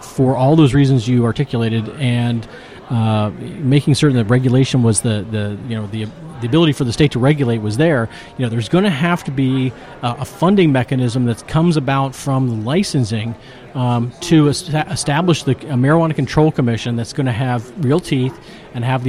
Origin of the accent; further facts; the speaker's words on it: Appalachia, United States; I'm from also from Appalachia